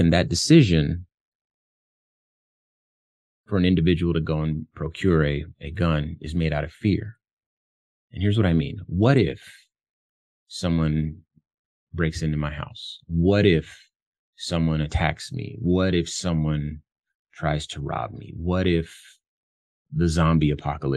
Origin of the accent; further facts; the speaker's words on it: Compton, California, United States; moved away; I come from Compton, California, which is where I was born. Very, very tough environment when I lived there in the 80s